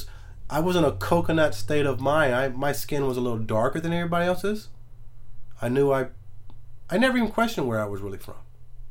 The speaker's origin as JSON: {"language": "English", "town": "Macon", "region": "Georgia", "country": "United States", "tie": "born or raised there", "said": "I grew up in Macon County. I was born in Macon, Georgia."}